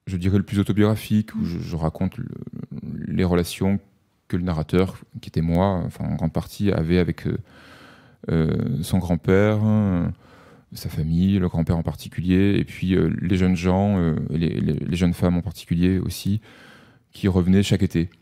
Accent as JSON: {"language": "French", "town": "Avignon", "region": "Provence-Alpes-Côte d'Azur", "country": "France", "tie": "born or raised there", "said": "je suis né à Avignon, j'ai passé les deux premières années de ma vie, je ne m'en souviens pas, mais je le sais, on me l'a raconté, dans un HLM du centre-ville. Et ensuite mes parents ont acheté une maison dans un lotissement en banlieue avignonnaise"}